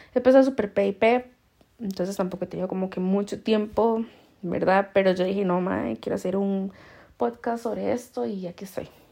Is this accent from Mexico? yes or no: no; Costa Rica; now in Spain; nosotros que solo somos lo tico, lo tico y lo más tico